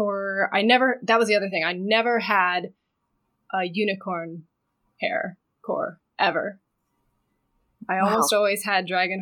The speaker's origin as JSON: {"language": "English", "region": "Michigan", "country": "United States", "tie": "born or raised there", "moved": "yes", "lives_now": "Los Angeles, United States", "said": "I was raised in Michigan. Currently, I'm living in LA. I've lived all over many years"}